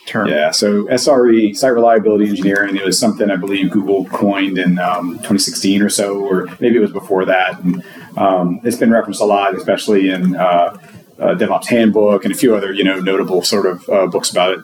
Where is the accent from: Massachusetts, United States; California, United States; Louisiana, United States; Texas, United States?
Louisiana, United States; I'm from Louisiana. I work for a healthcare uh, provider in Louisiana